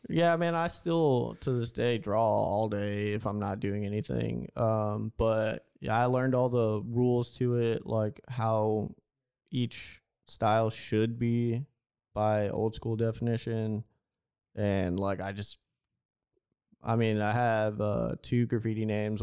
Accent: Houston, Texas, United States; I'm from Houston

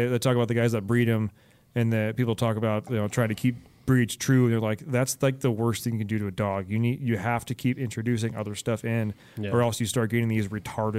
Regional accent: Alameda, California, United States; moved away; also born or lived in San Jose; I grew up in Alameda and went to college in San Jose.

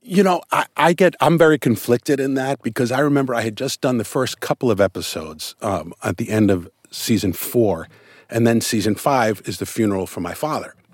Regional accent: New York, United States; now in Los Angeles, United States; I'm born and raised in New York

